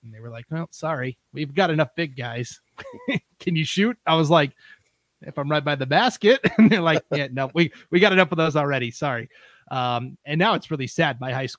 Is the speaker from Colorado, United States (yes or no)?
no; Stevensville, Montana, United States; moved away; also born or lived in East Idaho; I grew up in Montana, originally Western Montana, small town called Stevensville.